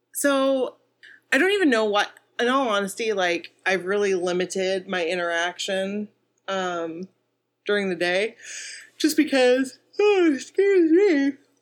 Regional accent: Bangor, Maine, United States; we're from Bangor.

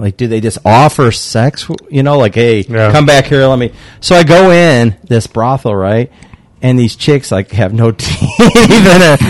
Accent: Illinois, United States; now in Nevada, United States; I'm from Illinois.

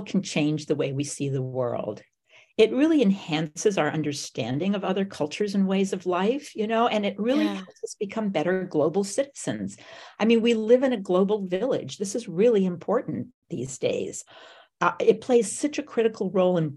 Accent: Bogota, Colombia; also born or lived in West Africa; now in United States; I grew up in Bogota, Colombia

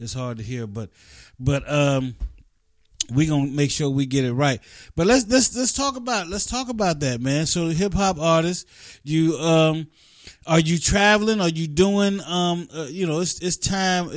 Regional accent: West Virginia, United States; I grew up in West Virginia

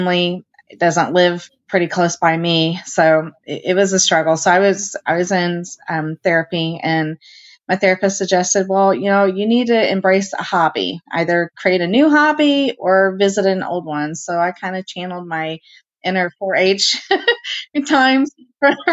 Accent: Indianapolis, Indiana, United States; I was born and raised in Indianapolis.

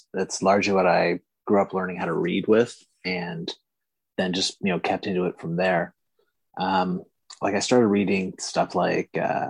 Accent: Canada; Obviously, it's like not just because I'm Canadian

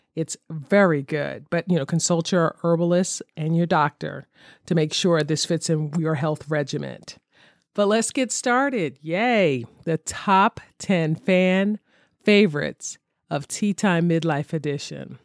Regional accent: Philadelphia, Pennsylvania, United States; I'm originally from Philadelphia.

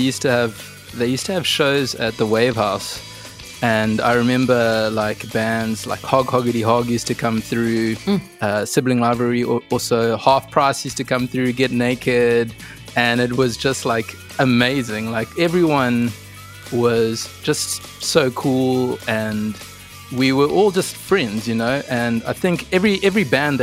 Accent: Durban, KwaZulu-Natal, South Africa; I love Durban, man. I'm actually finding now that I'm starting to miss it more and more

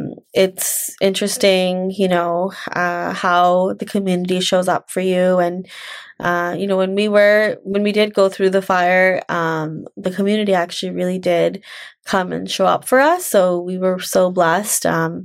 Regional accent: India; So, you know, growing up as a woman, you're, especially as an Indian woman, you're told, you're given a lot of messages of, okay, you're, after you get your degree, you're supposed to get married and have kids and basically be a mom.

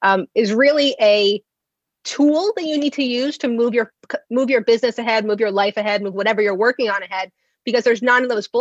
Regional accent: New Jersey, United States; I'm from Jersey, so I'm a fast talker

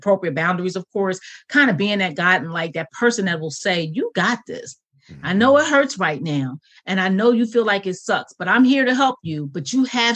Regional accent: Philadelphia, Pennsylvania, United States; now in Central Pennsylvania, United States; I'm originally from Philadelphia

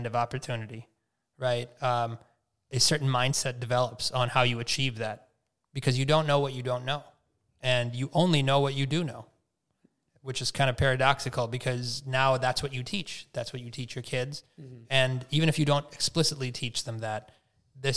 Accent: Minnesota, United States; I was born in Minnesota

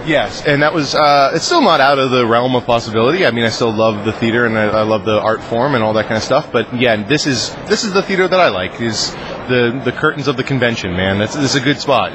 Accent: Franklin, Massachusetts, United States; I was born on the back of a donkey in a small Swiss town called Franklin, Massachusetts. I know I'm from Mass.

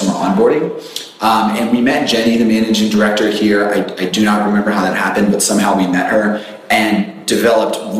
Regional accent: Richmond, Virginia, United States; I grew up in Richmond.

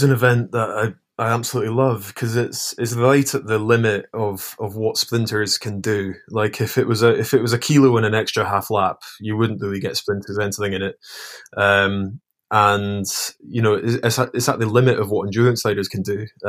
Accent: Scotland, United Kingdom; Yeah, I mean, as a Scot during that time, it was one of the few sports that we were actually good at.

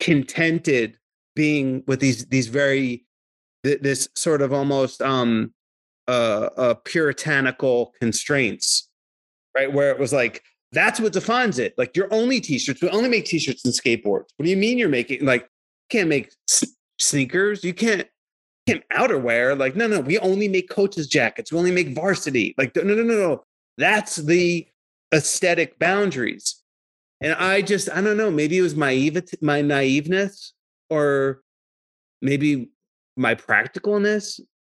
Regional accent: Lakewood, United States; I was this kid from Lakewood that grew up sort of middle class.

